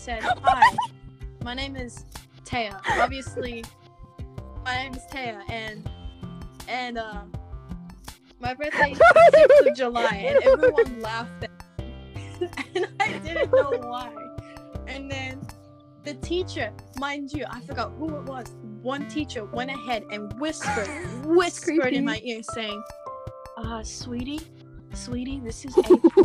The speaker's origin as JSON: {"language": "English", "country": "Australia", "said": "we are from Australia, although a little Americano touching"}